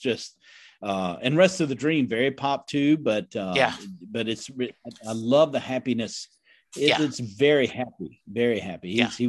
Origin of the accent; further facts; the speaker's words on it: Indiana, United States; but I grew up in the Midwest, Indiana, yes.